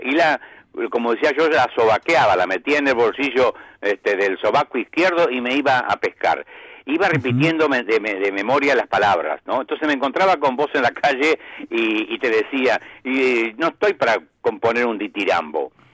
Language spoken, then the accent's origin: Spanish; Argentina; soy argentino